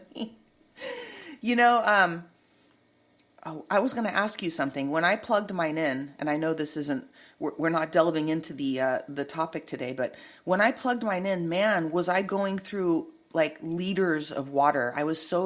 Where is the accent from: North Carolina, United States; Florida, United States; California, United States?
California, United States; Santa Cruz; now in Los Angeles, United States; I'm from Santa Cruz too